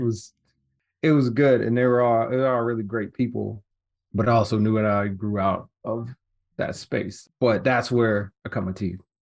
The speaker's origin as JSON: {"language": "English", "town": "Detroit", "region": "Michigan", "country": "United States", "tie": "born or raised there", "also_born_or_lived": "Southfield", "said": "I was born in Detroit, actually grew up on the east side"}